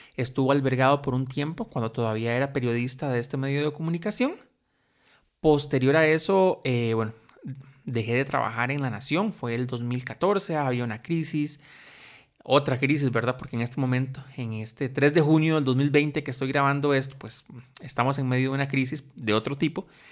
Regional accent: Costa Rica; soy un tico costarricense

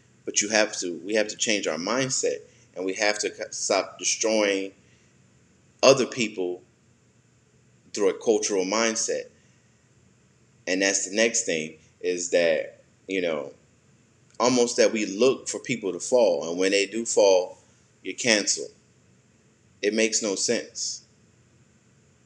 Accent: United States

